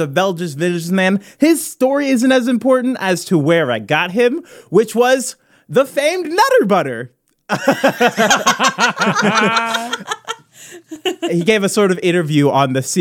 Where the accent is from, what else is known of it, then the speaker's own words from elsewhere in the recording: Midwest, United States; I'm from the Midwest